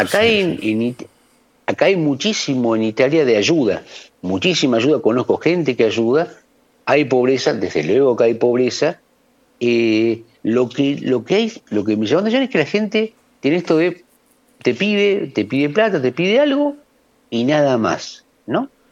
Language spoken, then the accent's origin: Spanish; Argentina